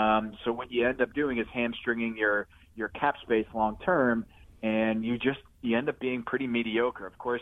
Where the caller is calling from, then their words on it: Charlotte, North Carolina, United States; My home in Charlotte, North Carolina